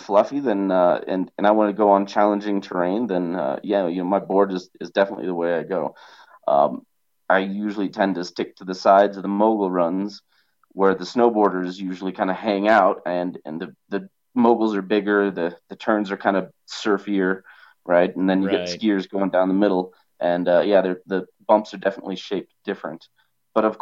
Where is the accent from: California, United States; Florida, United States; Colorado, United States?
Colorado, United States; Evergreen; I grew up in Evergreen